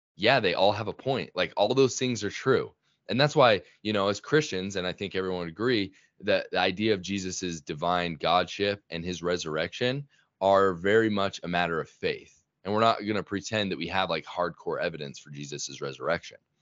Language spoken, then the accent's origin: English; Sandy, Utah, United States; I grew up in Sandy, Utah, and that's actually where I still live now